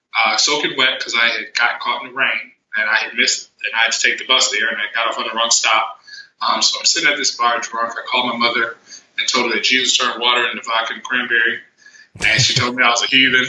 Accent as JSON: {"language": "English", "region": "New York", "country": "United States", "moved": "as an adult", "said": "I was from New York"}